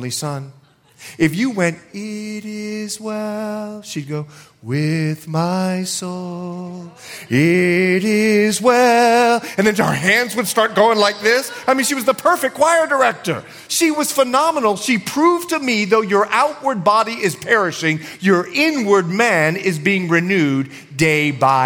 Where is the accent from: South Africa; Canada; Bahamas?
Bahamas; I'm from the Bahamas